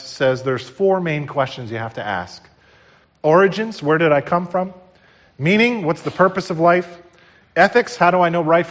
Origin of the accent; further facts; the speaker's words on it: New Jersey, United States; I grew up here in New Jersey